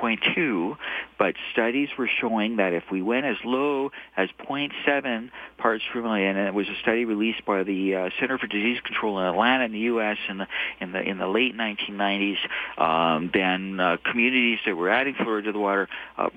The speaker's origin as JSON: {"language": "English", "town": "Toronto", "region": "Ontario", "country": "Canada", "tie": "born or raised there", "moved": "as an adult", "lives_now": "Calgary, Canada", "said": "I'm a Toronto boy originally. I grew up in Toronto."}